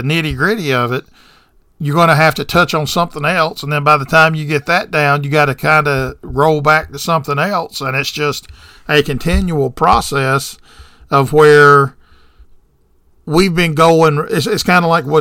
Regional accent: the South, United States; I'm born and bred in the South

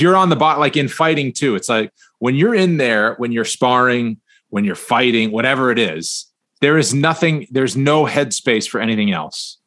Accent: Northeast, United States; I'm from the Northeast

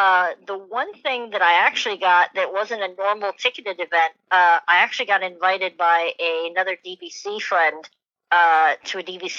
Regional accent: Tampa, Florida, United States; moved away as an adult; now in Washington, D.C., United States; I come from Tampa, Florida

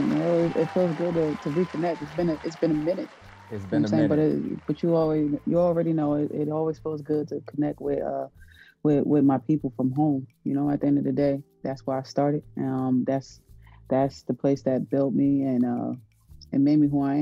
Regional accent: Paterson, New Jersey, United States; I'm from Paterson, New Jersey, in the inner city

